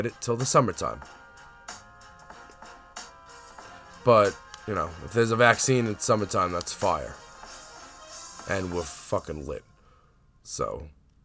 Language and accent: English; New York City, New York, United States; I'm from Staten Island. I live on Staten Island